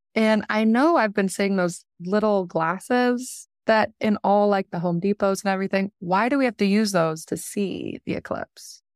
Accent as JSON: {"language": "English", "region": "Oregon", "country": "United States", "said": "I'm from Oregon"}